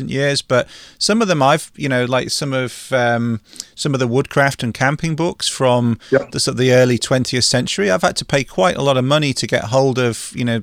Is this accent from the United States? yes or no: no; England, United Kingdom; I'm English